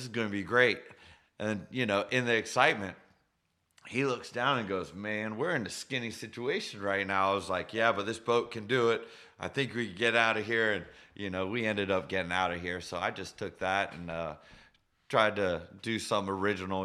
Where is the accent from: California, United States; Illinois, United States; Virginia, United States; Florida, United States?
Florida, United States; Sarasota; I was born in Sarasota